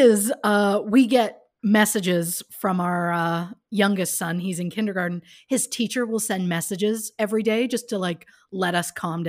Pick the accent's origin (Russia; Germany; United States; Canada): Canada; We're Canadian. Right, we're Canadian